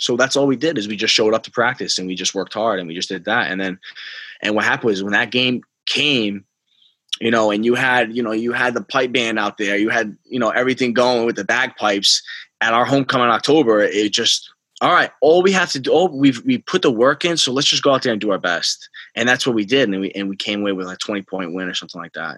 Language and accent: English; Rhode Island, United States; moved away as an adult; also born or lived in New Rochelle, New York; I came from Rhode Island, it was just a big adjustment going to New Rochelle